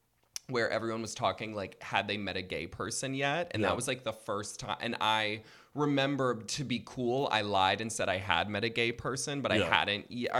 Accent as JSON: {"language": "English", "town": "Fargo", "region": "North Dakota", "country": "United States", "tie": "born or raised there", "moved": "yes", "lives_now": "Brooklyn, United States", "said": "I'm born and raised in Fargo, North Dakota"}